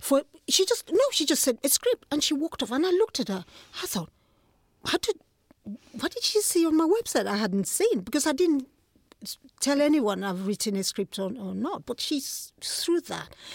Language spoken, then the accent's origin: English; Nigeria; moved away as an adult; now in London, United Kingdom; Nigeria, yes. I was born in Nigeria